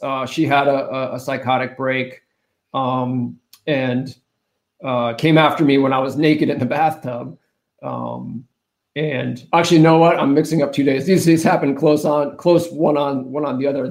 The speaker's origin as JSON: {"language": "English", "region": "New Hampshire", "country": "United States", "tie": "born or raised there", "moved": "yes", "said": "I take Nataki to my home state of New Hampshire"}